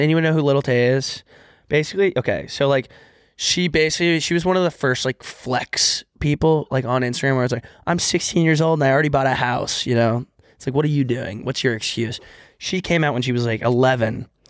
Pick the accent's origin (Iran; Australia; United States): United States; Texas; moved away; when I was younger from Texas